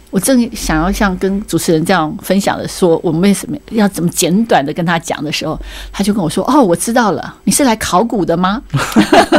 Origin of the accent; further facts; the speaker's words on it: Hualien County, Taiwan; 我是花莲人